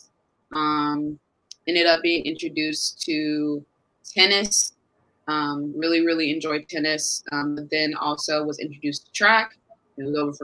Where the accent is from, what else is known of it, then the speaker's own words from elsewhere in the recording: Carmel, Indiana, United States; also born or lived in Westfield, Indiana; I was born in Carmel, Indiana, born and raised